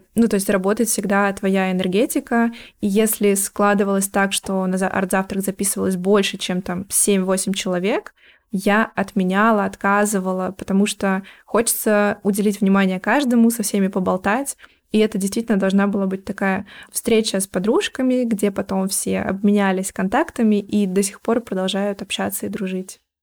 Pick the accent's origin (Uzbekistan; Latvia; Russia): Russia; Yurga, Kemerovo Oblast; moved away; also born or lived in Chukotka; мы переехали в город побольше, планировали остаться там. Это Кемеровская область, Юрга. Какое-то время мы еще жили там